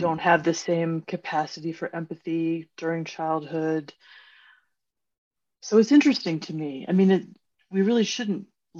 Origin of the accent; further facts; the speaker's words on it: United States; as an American